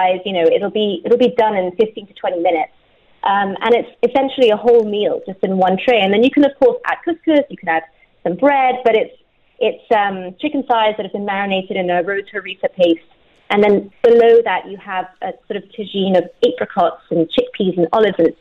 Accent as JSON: {"language": "English", "region": "Dubai", "country": "United Arab Emirates", "tie": "born or raised there", "said": "I grew up in Dubai."}